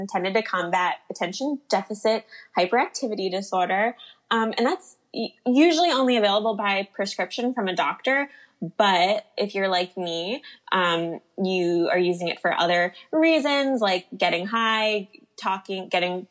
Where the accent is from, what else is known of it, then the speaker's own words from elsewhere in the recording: New Jersey, United States; I grew up in New Jersey